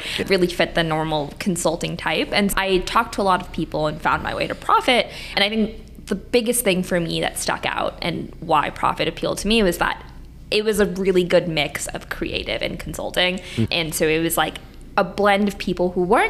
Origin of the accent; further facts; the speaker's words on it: New York, United States; moved away as an adult; also born or lived in Michigan; now in Chicago, United States; I grew up in New York